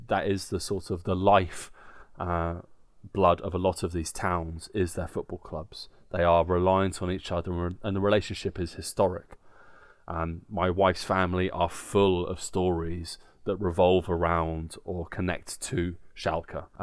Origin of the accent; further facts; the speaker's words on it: England, United Kingdom; Obviously, Nick and I are both football fans. Uh, we are English, uh, and this is part of our, our